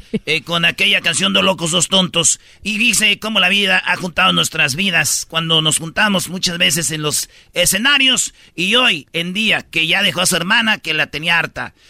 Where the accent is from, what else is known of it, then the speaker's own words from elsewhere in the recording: Jalisco, Mexico; yo soy de Jalisco